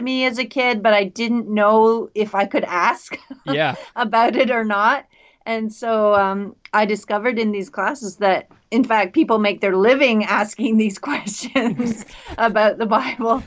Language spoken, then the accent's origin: English; Canada; also born or lived in Minnesota, United States / Washington State, United States; I'm Canadian. Did all my studies in Canada